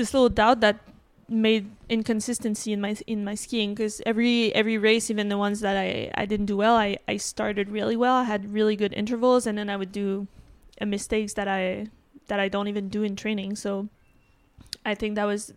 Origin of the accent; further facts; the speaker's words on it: Quebec City, Quebec, Canada; also born or lived in Vermont; I'm from Quebec City